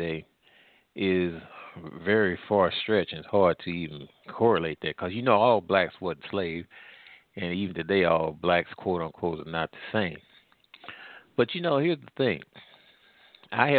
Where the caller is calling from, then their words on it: St. Louis, Missouri, United States; I'm calling here from the Midwest in the St. Louis area